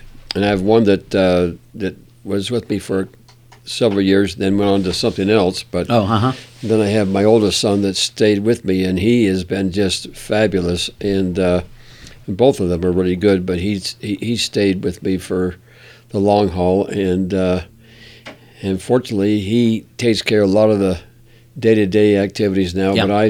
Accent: Washington, District of Columbia, United States; born there; I was born in George Washington Hospital.

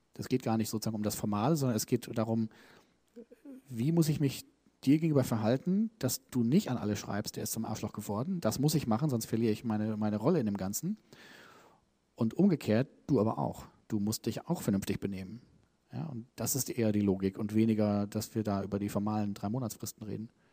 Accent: Germany; ich bin Deutscher, ne, wir Deutschen

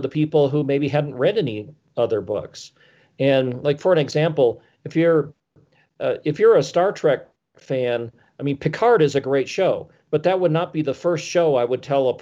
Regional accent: Wisconsin, United States; now in Colorado, United States; I grew up in Wisconsin and I hated winter

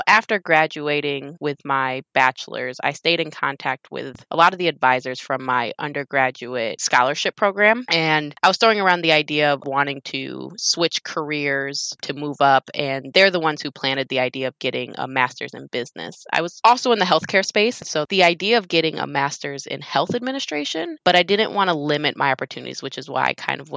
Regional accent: Wisconsin, United States; moved away as an adult; now in Houston, United States; I was born and raised in Wisconsin

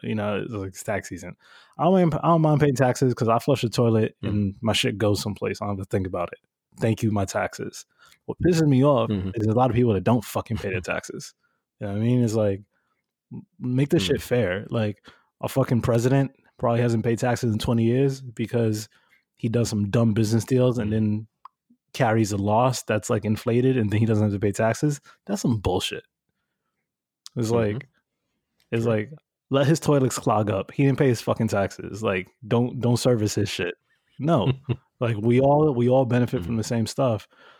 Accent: New York, United States; Yeah, I grew up in New York.

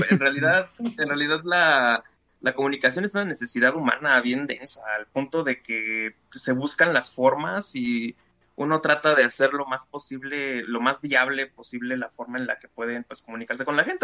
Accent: Mexico; como buen mexicano

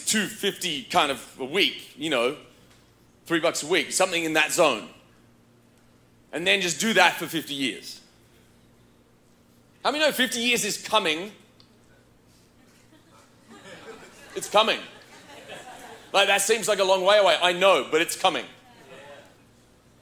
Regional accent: Australia; now in United States; growing up in Australia

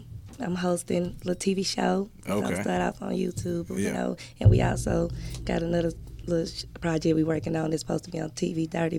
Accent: Chattanooga, Tennessee, United States; I'm from Chattanooga

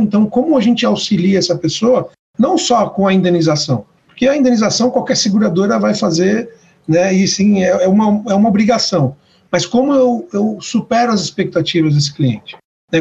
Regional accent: Brazil; eu sou o único que nasci no Brasil

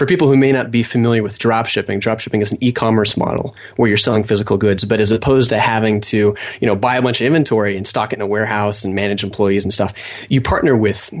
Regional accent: Idaho, United States; also born or lived in Montana; Well, I grew up in Idaho. I went to school in Montana.

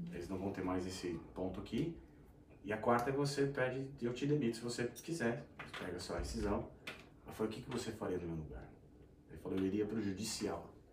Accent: São Paulo, Brazil; moved away as an adult; now in Australia; eu sou natural de São Paulo, capital

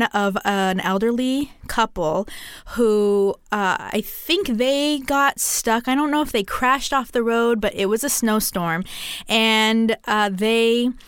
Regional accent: Central California, United States; I grew up in Central California where it gets into like the 20s and maybe even the teens.

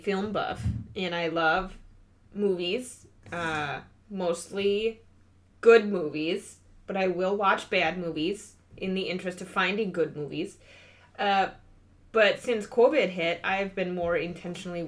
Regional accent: Minnesota, United States; accent: Minnesota; moved away; as a Minnesotan

